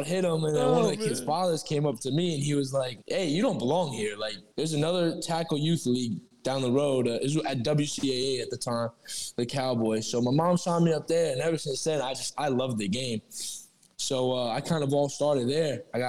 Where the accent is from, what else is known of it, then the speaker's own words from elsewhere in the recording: Albania; So so I'm from Albania. That's about like that's northeastern Europe. That's a small country. It's where my dad grew up.